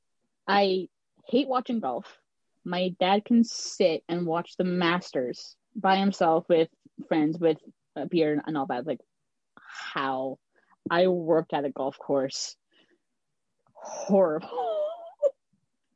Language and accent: English; Canada; I'm Canadian